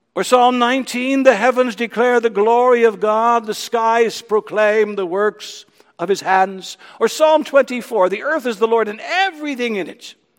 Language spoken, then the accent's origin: English; Ontario, Canada; growing up in Ontario